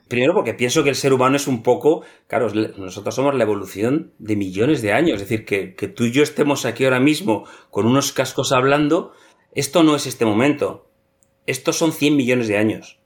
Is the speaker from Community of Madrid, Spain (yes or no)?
yes; Madrid, Community of Madrid, Spain; moved away as an adult; also born or lived in Greenland / Reykjavik; Yo nací en Madrid, en una familia totalmente urbana. Eh, mi infancia fue en un piso en Madrid